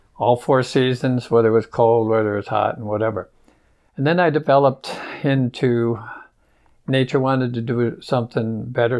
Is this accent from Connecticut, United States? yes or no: no; Michigan, United States; now in Las Cruces, United States; I grew up in Michigan